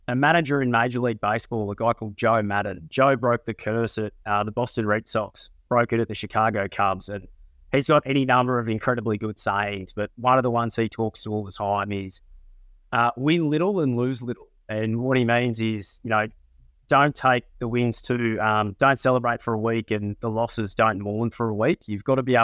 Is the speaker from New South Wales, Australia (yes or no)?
no; Queensland, Australia; now in Sydney, Australia; I am a Queenslander working in Sydney's most famous club